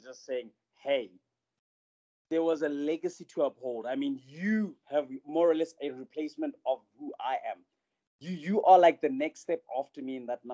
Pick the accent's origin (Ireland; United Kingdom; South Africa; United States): South Africa; as a South African